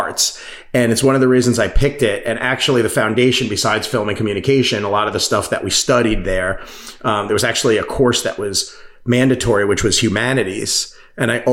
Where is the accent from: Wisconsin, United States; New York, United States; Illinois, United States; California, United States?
New York, United States; Massapequa; I grew up on Long Island, New York, if anyone's familiar with it. Actually a town called Massapequa